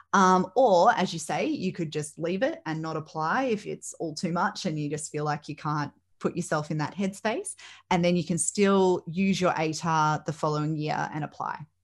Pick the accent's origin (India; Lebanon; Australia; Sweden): Australia; Melbourne, Victoria; I grew up in the Northwest